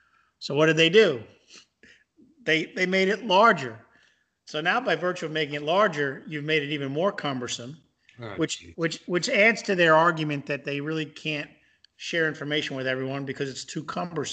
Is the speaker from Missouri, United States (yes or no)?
yes; Missouri, United States; So I'm from Missouri, and I need to see and touch and feel.